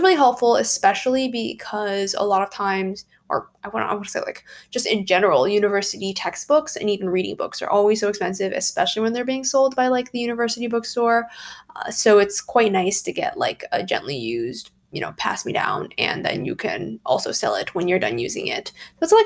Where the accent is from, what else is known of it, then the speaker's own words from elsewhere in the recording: California, United States; moved away as an adult; now in Chicago, United States; I'm from California